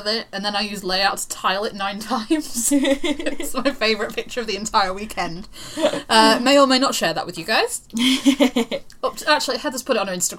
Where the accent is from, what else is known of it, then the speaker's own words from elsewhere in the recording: Wakefield, Yorkshire and the Humber, United Kingdom; she is a fellow wakey lass.